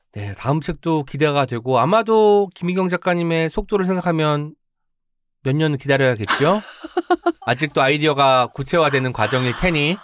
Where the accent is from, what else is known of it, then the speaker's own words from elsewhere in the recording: Jeonju, North Jeolla, South Korea; 제가 전주 사람 이지만